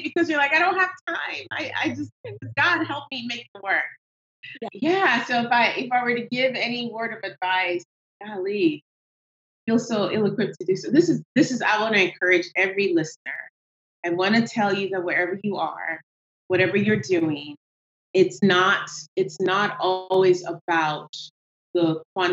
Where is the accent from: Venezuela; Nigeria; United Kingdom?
Nigeria; moved away; I have an accent, which comes from, I am Nigerian